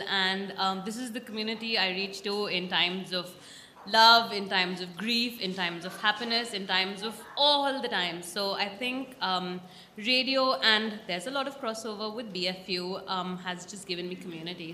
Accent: India; moved away as an adult; now in Australia; I'm a visitor in this country. I'm Indian origin. I've been in Australia um, for six, seven years.

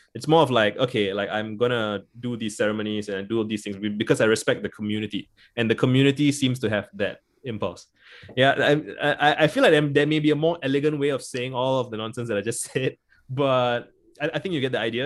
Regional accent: Singapore; I grew up in Singapore

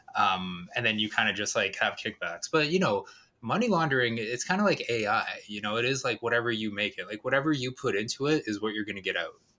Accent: Canada; I'm Canadian

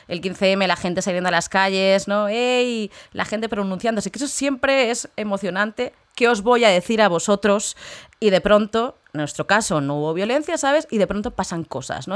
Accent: Spain; moved away; soy española

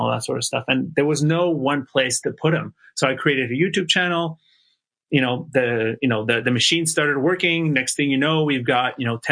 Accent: Montreal, Quebec, Canada; moved away as an adult; also born or lived in Toronto, Canada; I moved from my hometown of Montreal, Canada to Toronto

